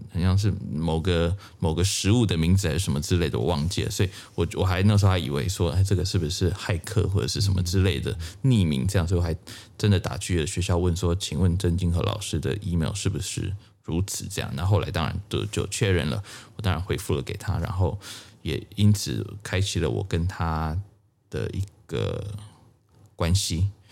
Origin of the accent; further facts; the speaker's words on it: Tainan, Taiwan; now in United States; 我的第一个启蒙老师在台湾，呃，我是台南人，呃，我的第一位小提琴老师叫王立文